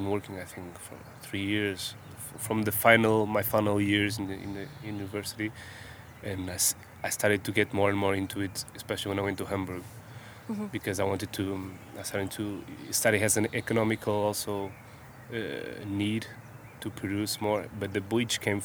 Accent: Lisbon, Portugal; I was born and raised in Lisbon

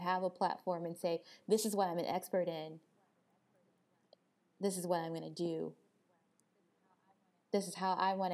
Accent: Crystal Springs, Mississippi, United States; moved away; we came from Crystal Springs, you know, this town of 5,000 people in Mississippi

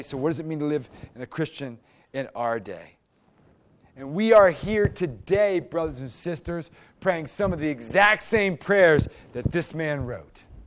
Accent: United States; as an American

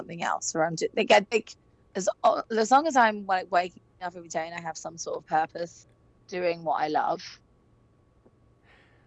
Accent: London, United Kingdom; moved away as an adult; now in Los Angeles, United States; I grew up in London

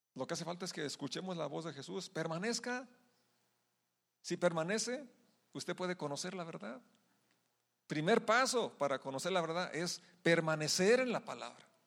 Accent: Mexico; como mexicanos celebramos nuestra independencia

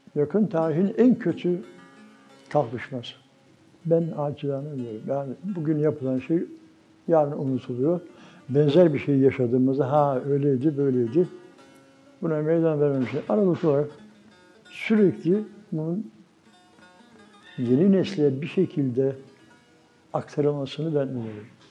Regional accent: Düzce, Turkey; moved away as an adult; also born or lived in Germany / Ankara; 1944 Düzce doğumluyum. 68-74 arası Almanya'da kaldım, 5,5 yıl.

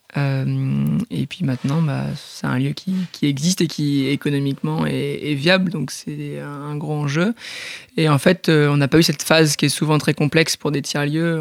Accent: Port-en-Bessin, Normandy, France; also born or lived in Bayeux; je suis un pur produit du Bessin, donc c'est une petite région dans la Normandie. Euh, je suis né à Bayeux, j'ai grandi à Port-en-Bessin

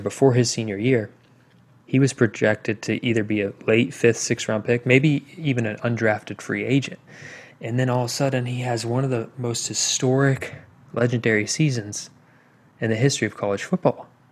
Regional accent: Indiana, United States; my home state of Indiana

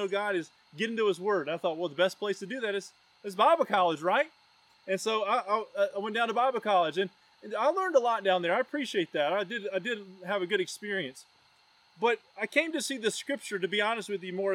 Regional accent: Roanoke, Virginia, United States; also born or lived in Knoxville, Tennessee; Roanoke, Virginia, my hometown.

